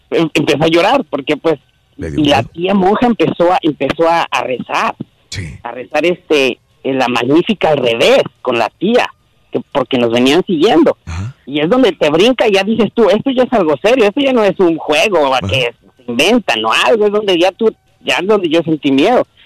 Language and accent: Spanish; Toluca, State of Mexico, Mexico; also born or lived in Aguacaliente, Michoacán; yo nací ahí, pero crecí toda la vida en Toluca.